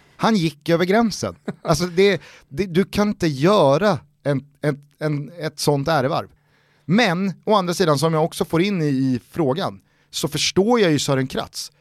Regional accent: Stockholm, Stockholm County, Sweden; jag är inte från Spånga, jag är från Vällingby

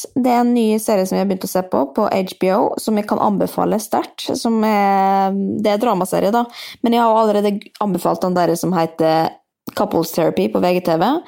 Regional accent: Molde, Møre og Romsdal, Norway; now in Oslo, Norway; Jeg er også fra Molde, men jeg er i Oslo, for der bor jeg

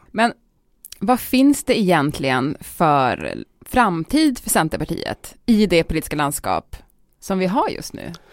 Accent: Piteå, Norrbotten County, Sweden; Piteå, min hemstad

